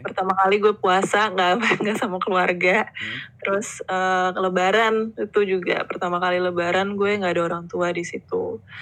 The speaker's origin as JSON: {"language": "Indonesian", "country": "Indonesia", "also_born_or_lived": "Melbourne, Australia", "said": "we are Indonesian at heart"}